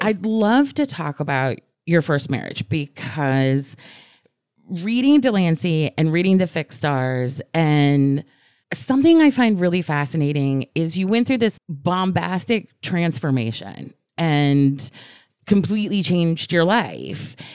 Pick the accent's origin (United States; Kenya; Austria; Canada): United States; Atlanta, Georgia; I'm from Atlanta